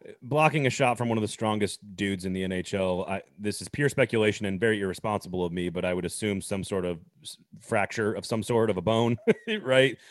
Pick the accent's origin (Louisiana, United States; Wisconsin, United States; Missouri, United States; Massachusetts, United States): Wisconsin, United States; Madison; I'm from Madison, Wisconsin